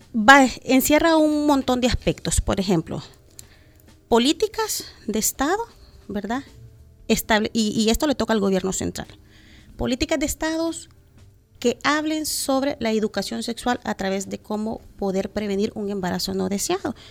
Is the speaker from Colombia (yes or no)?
no; El Salvador; como eh, salvadoreños